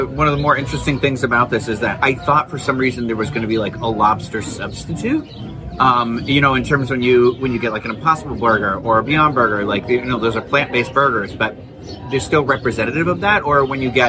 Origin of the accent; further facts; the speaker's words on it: South Shore, Massachusetts, United States; I am from Massachusetts. I am from the South Shore